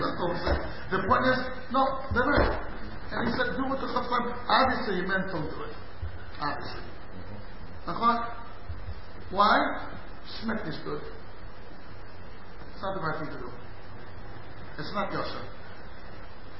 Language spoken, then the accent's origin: English; St. Louis, Missouri, United States; moved away; I was born in St. Louis in the end of the 50s